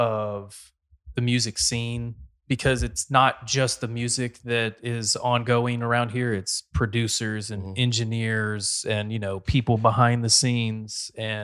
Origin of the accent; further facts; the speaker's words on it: North Carolina, United States; moved away as an adult; now in Austin, United States; I'm not a native Texan. I'm from North Carolina. I've been here about a decade.